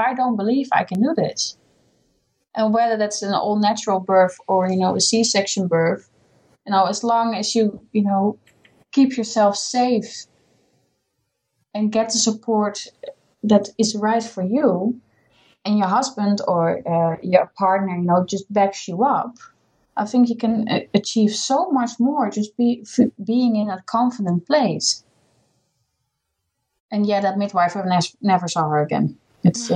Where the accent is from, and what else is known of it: Netherlands; English is a second language; moved away as an adult; also born or lived in Scotland; now in United Kingdom